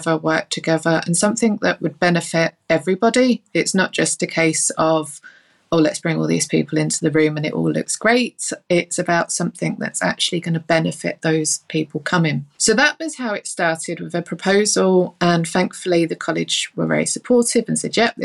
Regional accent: London, United Kingdom; now in Northern Ireland, United Kingdom; I'm based in Northern Ireland. You can probably tell from my accent, I'm not originally from Northern Ireland. I grew up in London and moved here with the family

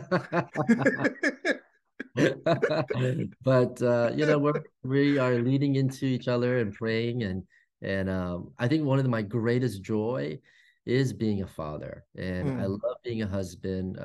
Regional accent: Fairfax, Virginia, United States; I grew up in the East Coast, grew up in Fairfax, Virginia, which is like the suburbs of Washington, D.C. in Northern

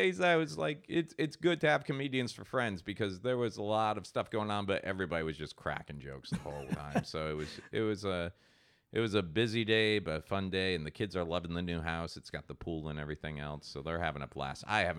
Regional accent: Ireland; I'm Irish. And I don't

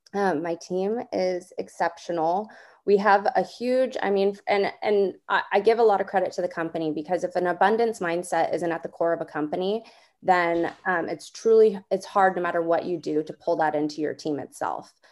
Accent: Southern California, United States; moved away as an adult; now in Northern California, United States; I'm originally from Southern California

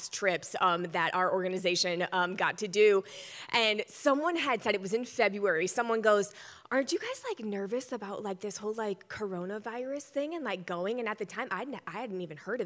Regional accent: Michigan, United States; I'm from Michigan

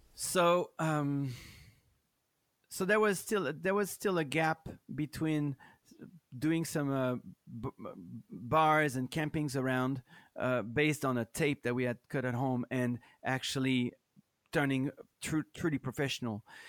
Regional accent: France; English is a second language; moved away as an adult; also born or lived in Minneapolis / Chicago; I'm from France

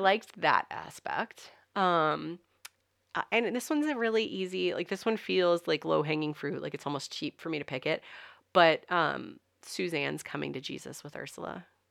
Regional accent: the South, Southern United States, United States; accent: Southern; you can't understand my Southern accent.

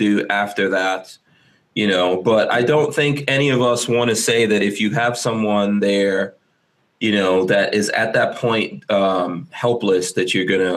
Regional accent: New York City, New York, United States; I grew up in New York City

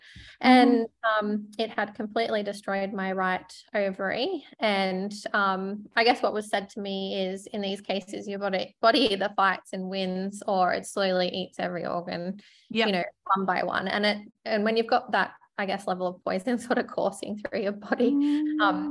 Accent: Sunshine Coast, Queensland, Australia; I grew up on the Sunshine Coast and it's probably a small country town by the sea at that point.

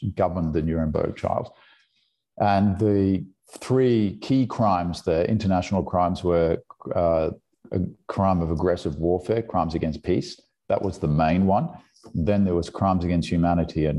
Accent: Brisbane, Queensland, Australia; accent: Australian; moved away as an adult; also born or lived in California; So there was a, you know, intense consciousness of German history in the household in suburban Brisbane.

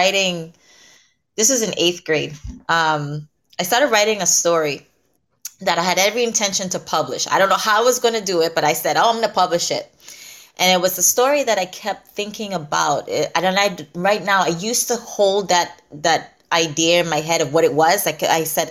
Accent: U.S. Virgin Islands; I grew up in St. Croix

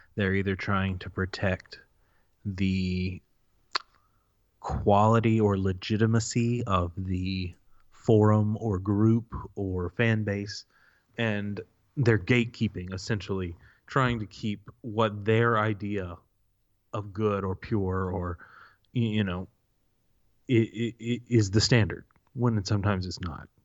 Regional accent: the South, United States; We were raised in the South by families that expected us to perform to the best of our senses

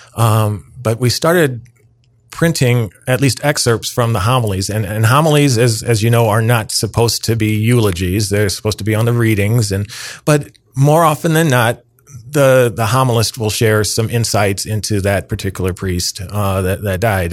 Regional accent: downstate Illinois, United States; my mother was a parish organist, uh, for forty years in my hometown in downstate Illinois

